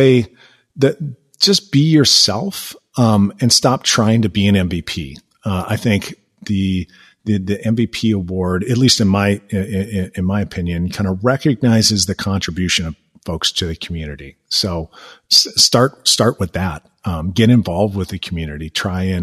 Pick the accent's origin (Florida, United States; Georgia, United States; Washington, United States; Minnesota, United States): Minnesota, United States; Minneapolis; now in Milwaukee, United States; I'm originally from the Minneapolis Twin Cities area